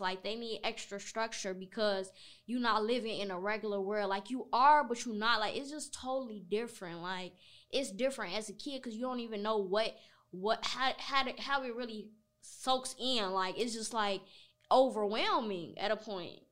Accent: Chicago, Illinois, United States; I'm from Chicago

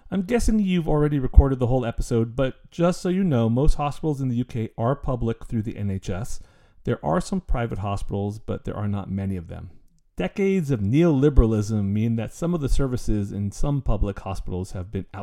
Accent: Canada; I'm actually Canadian

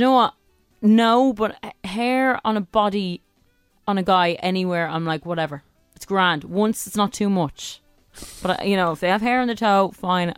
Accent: Dublin, Leinster, Ireland; I'm from Dublin three

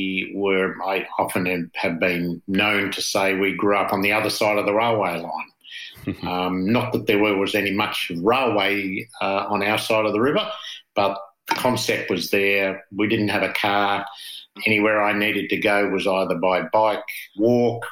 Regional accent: Hobart, Tasmania, Australia; moved away as an adult; also born or lived in Canberra / Bishkek, Kyrgyzstan; now in Jervis Bay, Australia; I grew up on the other side of the river in a place called Belrive.

